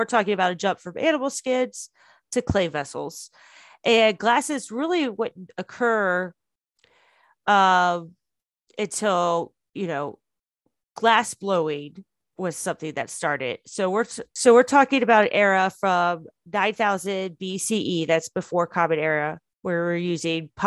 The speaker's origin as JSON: {"language": "English", "country": "United States", "said": "I'm American"}